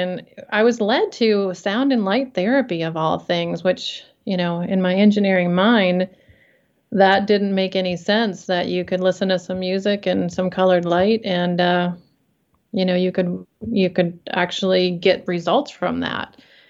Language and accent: English; Detroit, Michigan, United States; also born or lived in Dallas, Texas; Growing up in the Detroit area and being in the, you know, the man's world of automotive in the, late 80s, early 90s